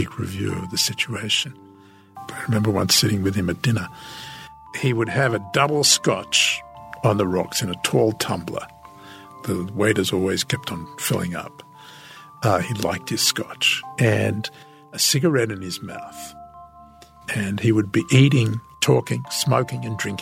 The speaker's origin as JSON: {"language": "English", "country": "Australia", "moved": "as an adult", "lives_now": "Washington, United States", "said": "what is an Australian doing telling us how to run our foreign policy? In fact, my accent turned out to be a great asset"}